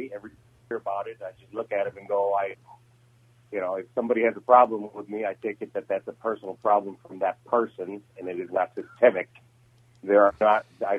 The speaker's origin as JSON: {"language": "English", "town": "Manila", "region": "Metro Manila", "country": "Philippines", "tie": "born or raised there", "moved": "as an adult", "lives_now": "St. Paul, United States", "said": "I was actually born in the Philippines. I'm born and raised in Manila, 18 years. I made it stateside in 1993."}